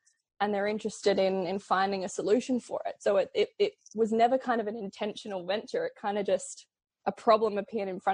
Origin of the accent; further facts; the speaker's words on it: Adelaide, South Australia, Australia; I'm from Adelaide